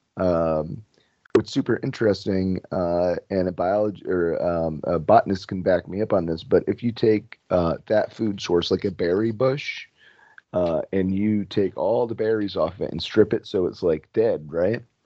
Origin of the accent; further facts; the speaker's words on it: New Jersey, United States; moved away as an adult; also born or lived in Florida; I was originally from New Jersey. My family's up here